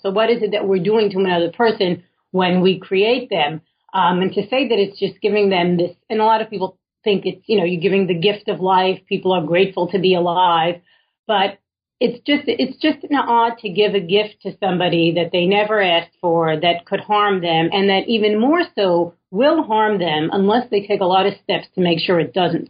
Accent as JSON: {"language": "English", "town": "New York City", "region": "New York", "country": "United States", "tie": "born or raised there", "said": "I was born in Williamsburg, Brooklyn, well before it was cool"}